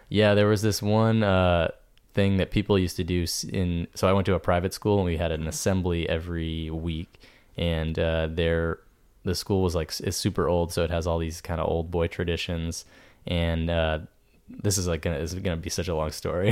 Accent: New Hampshire, United States; moved away; New Hampshire

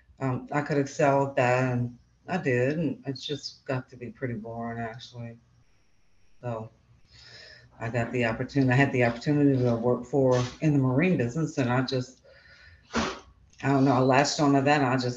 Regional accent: Marrero, Louisiana, United States; also born or lived in New Orleans, Louisiana; now in Corpus Christi, United States; I was born in New Orleans, Louisiana

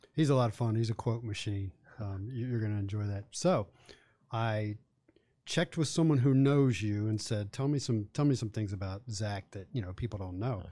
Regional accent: Charlottesville, Virginia, United States; also born or lived in Blacksburg, Virginia; I grew up in Charlottesville

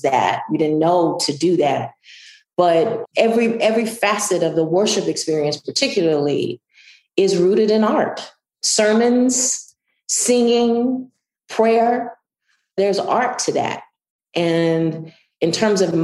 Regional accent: Southwest Mississippi, United States; moved away; And I'm from Southwest Mississippi

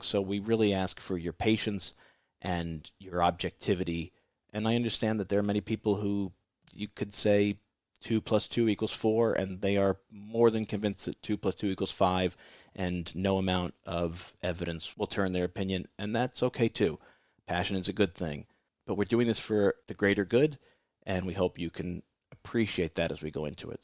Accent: New York City, New York, United States; here in my hometown in New York City

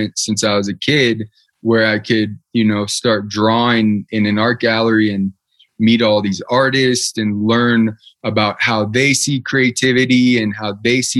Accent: Portland, Oregon, United States; I was born in Portland, Oregon

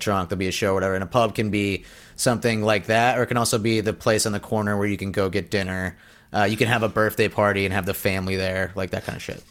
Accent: United States; as an American

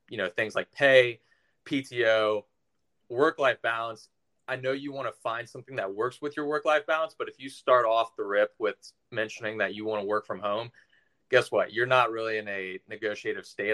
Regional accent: Tampa, Florida, United States; also born or lived in Orlando, Florida / Macon, Georgia; I was born in Orlando, but raised in the Tampa area

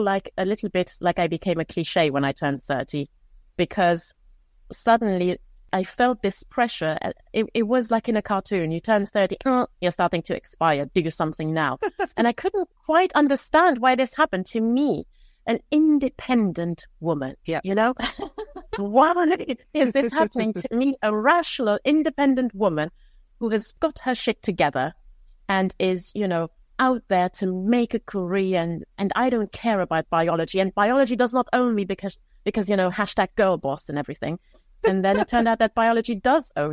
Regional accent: Luxembourg; also born or lived in Romania; I was actually born in Romania. I grew up in Luxembourg

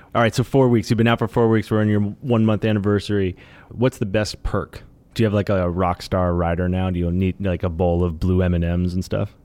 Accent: New York, United States; I grew up in New York

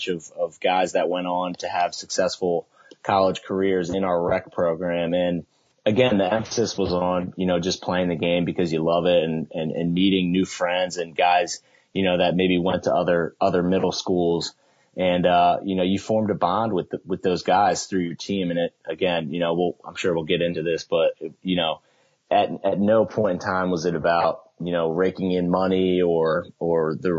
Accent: Baltimore, Maryland, United States; now in North Carolina, United States; growing up in Baltimore was important for me because there, you know, lacrosse is such a big deal.

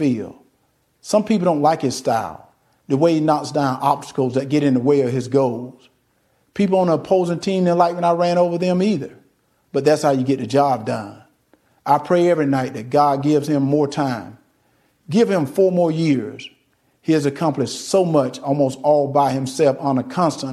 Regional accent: Deep South, United States; Growing up in the Deep South, I've seen racism up close

